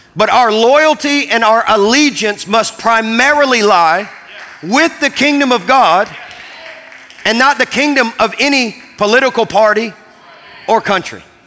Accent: Kentucky, United States; growing up in Kentucky

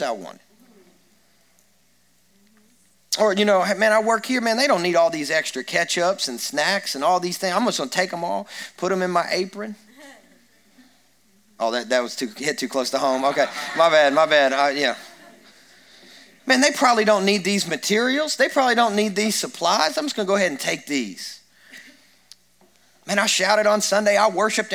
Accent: Kentucky, United States; I grew up in Kentucky and where people shoot and hunt and fish and they do lots of things

